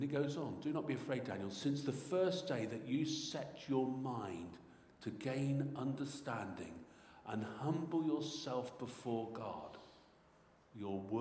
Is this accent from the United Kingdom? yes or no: yes; Devon, South West England, United Kingdom; I come from Devon